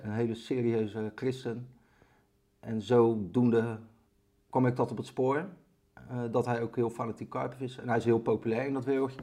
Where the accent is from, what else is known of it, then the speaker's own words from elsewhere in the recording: Barendrecht, South Holland, Netherlands; accent: Rotterdam; ik ben opgegroeid in Baarnrecht, onder de rook van Rotterdam. Ja voel me ook altijd wel een beetje een Rotterdammer. Dat kunnen jullie ook aan mijn stem horen waarschijnlijk